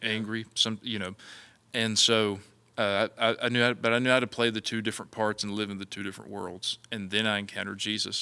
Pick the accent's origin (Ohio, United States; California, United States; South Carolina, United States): South Carolina, United States; Mullins; growing up in Mullins was Uh, it, I loved it. It was a small, small town